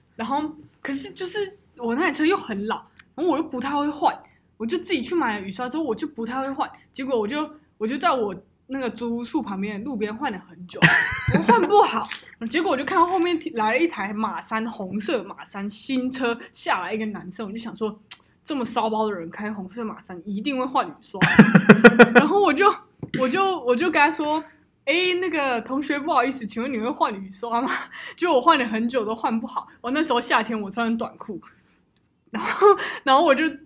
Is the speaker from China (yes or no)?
no; Taichung, Taiwan; 我们台中人